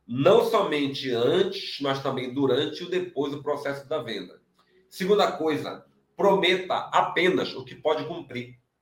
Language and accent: Portuguese; Pará, Brazil; eu sou do Pará